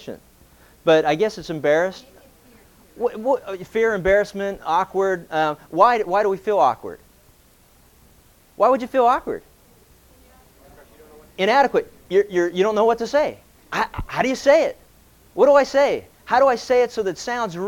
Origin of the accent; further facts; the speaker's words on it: Pennsylvania, United States; growing up in Pennsylvania